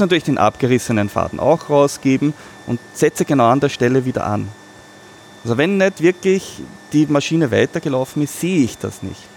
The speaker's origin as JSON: {"language": "German", "country": "Austria", "said": "bei uns in Österreich"}